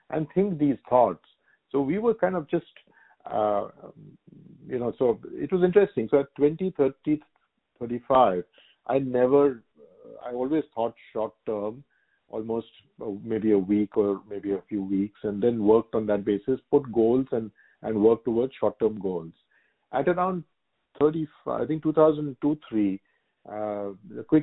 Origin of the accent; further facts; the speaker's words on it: Singapore; very privileged to be a to be a Singaporean. That's how I think of myself as a Singaporean and an Indian. They're, the two homes.